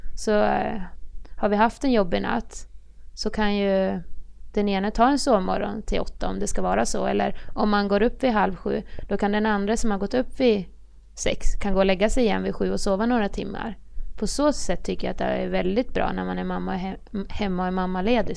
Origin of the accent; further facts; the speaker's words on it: Horndal, Dalarna County, Sweden; moved away as an adult; also born or lived in Västerås / Linköping; now in Örebro, Sweden; Jag är från Dalarna. Ja. Horndal, det är en liten ort utanför Avesta